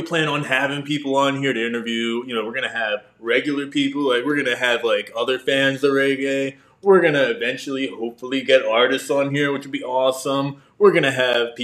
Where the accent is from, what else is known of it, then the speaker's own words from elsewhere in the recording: New Jersey, United States; now in Tampa, United States; I'm from New Jersey originally